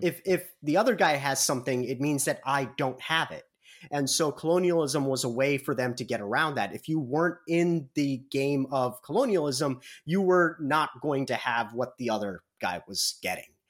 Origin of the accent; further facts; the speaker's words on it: Midwest, United States; accent: heavy Midwestern; by my accent, by my very heavy Midwestern accent